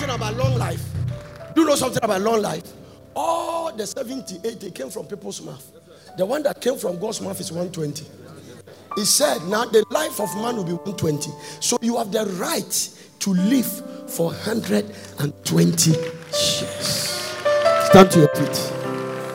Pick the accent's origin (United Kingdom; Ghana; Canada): Ghana; moved away; I'm from Ghana.